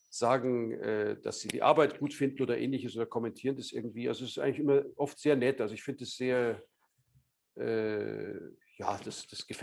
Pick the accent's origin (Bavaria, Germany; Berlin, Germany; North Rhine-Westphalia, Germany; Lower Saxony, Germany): Bavaria, Germany; Munich; ich bin selber auch also Münchner, also ich bin in Bayern aufgewachsen.